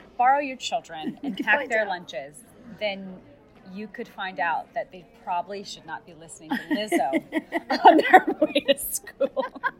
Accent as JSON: {"language": "English", "region": "Montana", "country": "United States", "said": "I'm from Montana. For a while, we didn't even have a speed limit."}